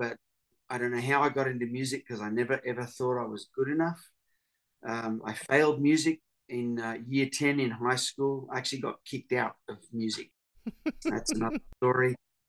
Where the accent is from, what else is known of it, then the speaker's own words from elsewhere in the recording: Papua New Guinea; I grew up in Papua New Guinea, so I had a real love for indigenous people groups, and that's where my music has taken me over the years.